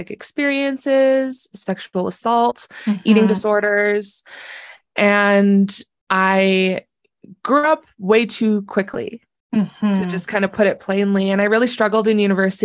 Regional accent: Southern Alberta, Canada; I'm from Southern Alberta

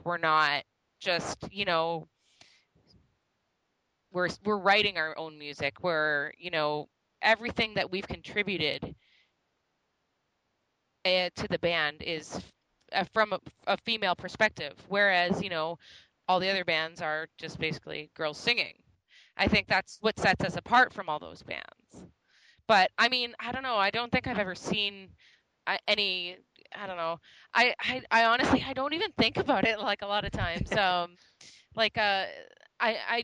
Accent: Canada; we came from Canada. We're not American

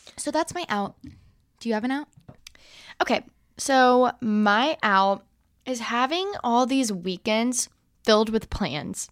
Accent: Alabama, United States; now in Texas, United States; I am from Alabama

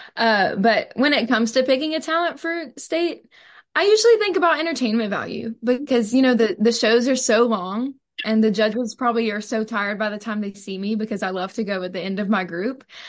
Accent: Purvis, Mississippi, United States; I'm from Purvis, Mississippi

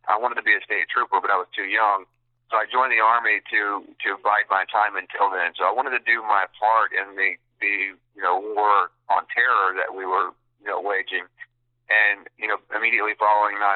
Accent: United States; as a veteran and as an American

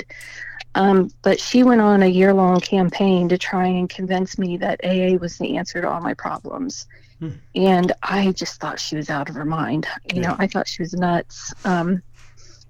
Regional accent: Indianapolis, Indiana, United States; moved away as an adult; also born or lived in Annapolis, Maryland; now in southern Indiana, United States; I'm from Indianapolis, originally

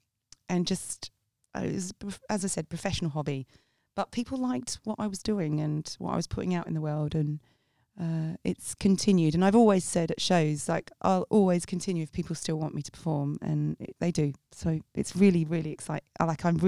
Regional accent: South East England, United Kingdom; I grew up in Sussex, where my mother answers the phone like that.

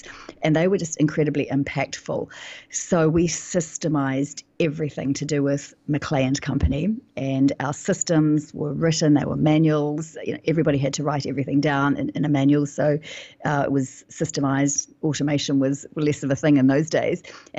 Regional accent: New Zealand; like you said earlier, I'm from New Zealand, and sometimes the New Zealand accent can be a little challenging on the ears.

